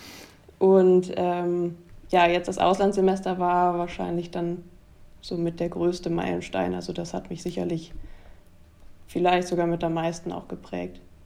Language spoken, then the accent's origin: German; Germany; es ist ein relativ kleiner Ort, in dem ich groß geworden bin